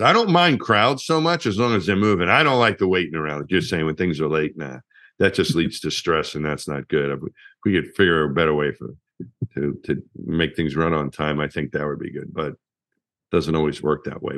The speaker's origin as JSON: {"language": "English", "town": "Franklin Square", "region": "New York", "country": "United States", "tie": "born or raised there", "said": "I was from my hometown in, in Long Island, Franklin Square was the name of the town"}